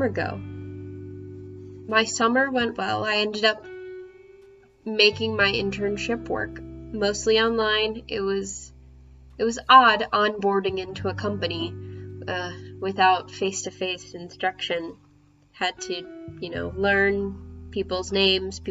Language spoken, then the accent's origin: English; Nashville, Tennessee, United States; I'm from Nashville, Tennessee